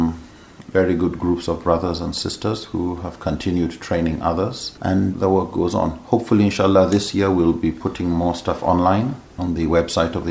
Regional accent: Nigeria; also born or lived in Edinburgh, Scotland / Amman, Jordan; I come from Nigeria, mm-hmm. born there, mm-hmm. and grew up there for most of my life.

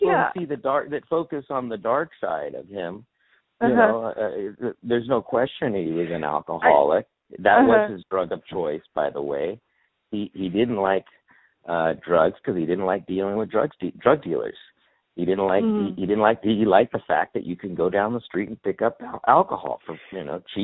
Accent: Los Angeles, California, United States; I live in Venice. I'm born and raised here

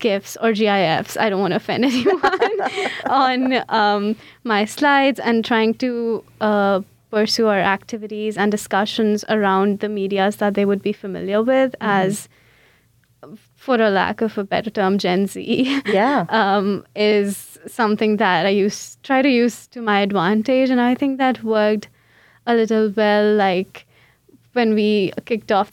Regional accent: India; English is a second language; moved away as an adult; now in St. Louis, United States; I came from India. That's where I did my undergrad in. I was born and brought up there

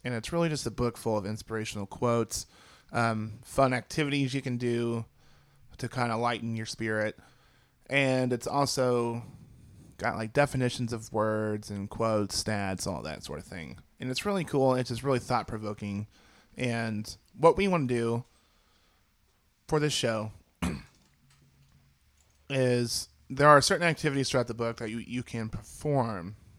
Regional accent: Missouri, United States; we're from Missouri

